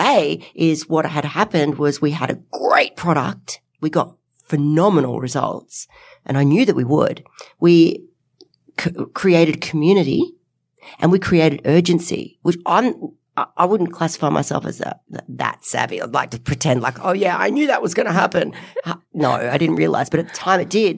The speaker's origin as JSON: {"language": "English", "town": "Nelson Bay", "region": "New South Wales", "country": "Australia", "said": "from Nelson Bay. Hi, I'm 14 years old"}